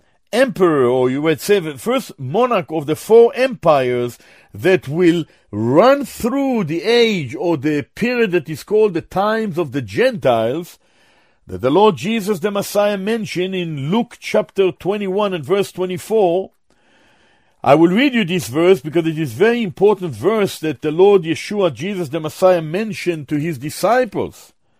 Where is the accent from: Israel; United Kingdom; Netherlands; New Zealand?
Israel; Jerusalem, Jerusalem District; born there; I was born in Jerusalem. My father was born in Jerusalem. Our family, many are in Jerusalem.